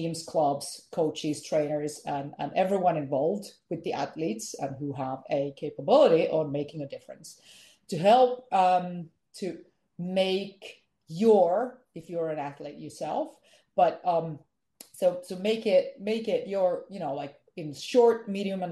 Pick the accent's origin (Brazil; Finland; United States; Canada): Finland; English is a second language; I am from Finland.